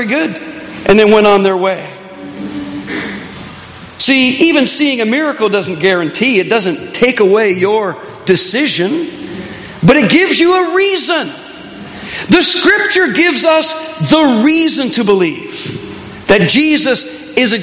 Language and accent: English; Canada; accent: Canadian; my Canadian accent